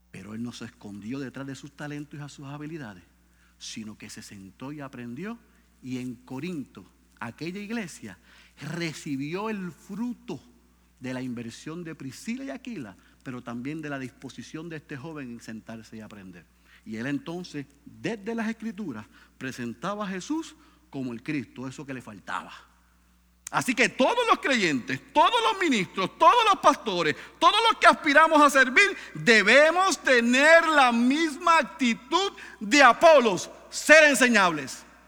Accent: Puerto Rico

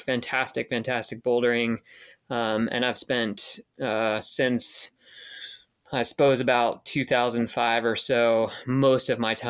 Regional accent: southwestern Pennsylvania, United States; also born or lived in Georgia / Tennessee; I'm from Georgia and Tennessee originally, but I grew up around here in Pennsylvania and went to elementary school here

